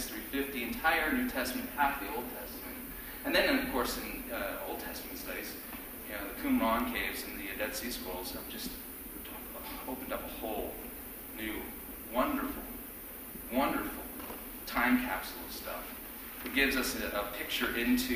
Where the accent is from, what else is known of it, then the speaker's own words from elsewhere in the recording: Torrance, California, United States; now in Fishers, United States; I was born in Torrance, California. I live in Fishers, Indiana.